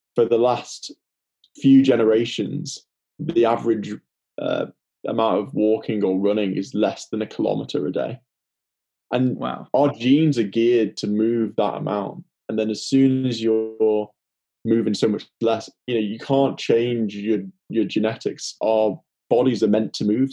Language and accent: English; the Wirral, near Liverpool, North West England, United Kingdom; accent: Liverpool; I'm in the Wirral actually at the moment, which is just near Liverpool, as you can probably tell from my accent.